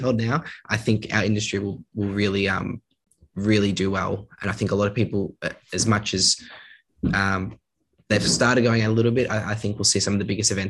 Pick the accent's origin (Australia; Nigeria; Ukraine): Australia; we're from Australia